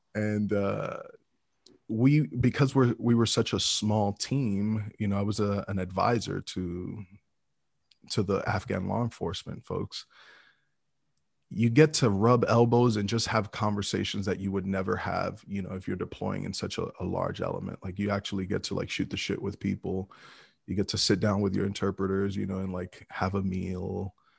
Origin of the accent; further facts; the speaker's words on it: New York City, New York, United States; moved away as an adult; also born or lived in Texas / Midwest; Brooklyn, New York. I was born and raised in New York City